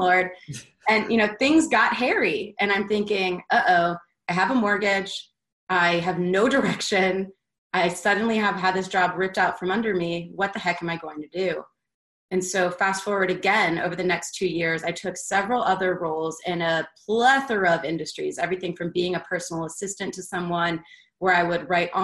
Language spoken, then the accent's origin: English; Baltimore, Maryland, United States; also born or lived in Philadelphia, Pennsylvania; now in Atlanta, United States; I grew up originally in Philadelphia and then moved to Baltimore in fifth grade